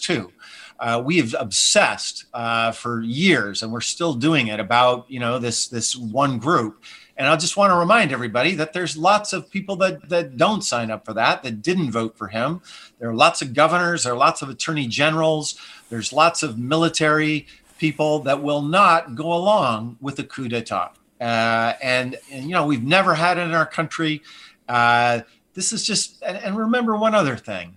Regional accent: Montana, United States; now in California, United States; I'm from Montana

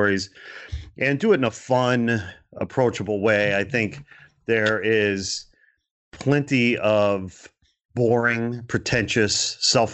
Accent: Portage, Indiana, United States; moved away as an adult; also born or lived in Gary, Indiana / Chicago / Canada; now in Los Angeles, United States; I was born in Gary, Indiana. I grew up in Portage, Indiana.

